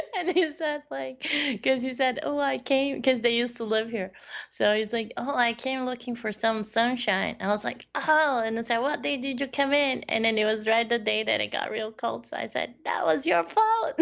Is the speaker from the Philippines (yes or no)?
no; northern Chile, Chile; moved away; I was born in South America. Yes, and, uh, yeah, so I, I did, when I lived in northern part of Chile